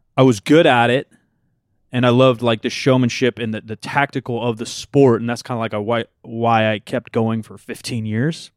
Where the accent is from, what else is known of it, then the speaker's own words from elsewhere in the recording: United States; we're American